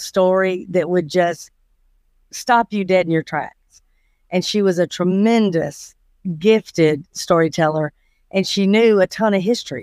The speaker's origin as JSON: {"language": "English", "town": "Atlanta", "region": "Georgia", "country": "United States", "tie": "born or raised there", "said": "I was born in Atlanta, Georgia. Uh, grew up in Fulton County my entire life, even went to college in downtown Atlanta"}